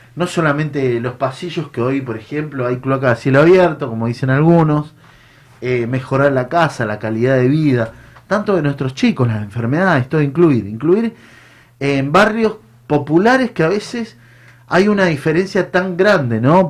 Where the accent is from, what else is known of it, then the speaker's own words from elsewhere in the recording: Mendoza, Argentina; moved away as an adult; yo soy un, hombre del interior, vengo de Mendoza. Eh, llegué muy joven, 19 años.